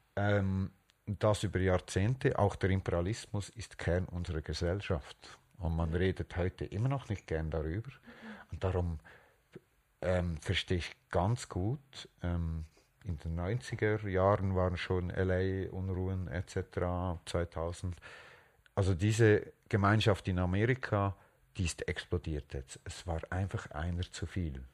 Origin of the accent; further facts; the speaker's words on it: Switzerland; ich bin hier aufgewachsen und ich fühle mich nicht als Spanier oder äh, Schweizer